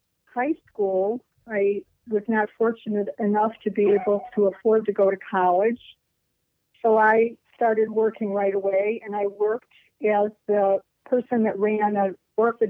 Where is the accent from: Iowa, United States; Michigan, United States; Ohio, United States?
Ohio, United States; Cleveland; also born or lived in South Euclid, Ohio / Lyndhurst, Ohio / Solon, Ohio; I was born in East Cleveland and lived there until I was 9.